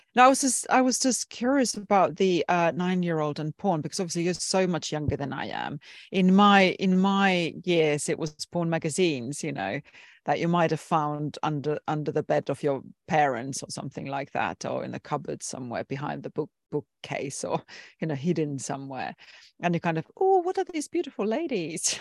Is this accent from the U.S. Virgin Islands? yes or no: no; Finland; I come from Finland, which is a very liberal Nordic country in Europe